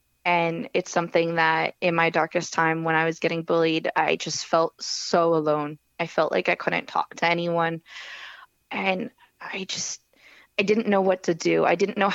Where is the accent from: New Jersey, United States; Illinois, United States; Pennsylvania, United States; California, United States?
New Jersey, United States; Howell; I grew up in Howell, New Jersey